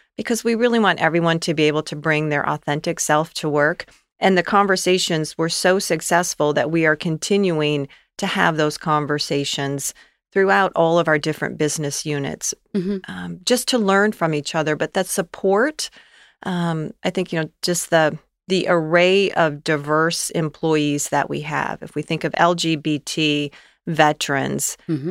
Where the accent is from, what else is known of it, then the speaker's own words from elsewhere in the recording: Gaylord, Michigan, United States; moved away as an adult; also born or lived in Albion, Michigan / Winston-Salem, North Carolina; now in Cincinnati, United States; I grew up in northern Michigan, a okay. very small town in northern Michigan, Gaylord